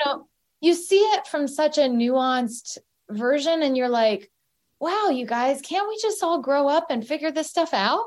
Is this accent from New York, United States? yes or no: no; Galesburg, Illinois, United States; moved away as an adult; also born or lived in Lawrence, Kansas; I went to the University of Kansas after growing up in Galesburg, Illinois